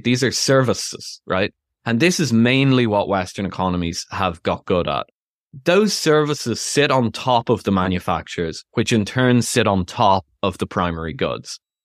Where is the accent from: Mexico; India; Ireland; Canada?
Ireland; moved away as an adult; also born or lived in London / United States; now in United Kingdom; I'm Irish, but I've lived in the UK most of my adult life.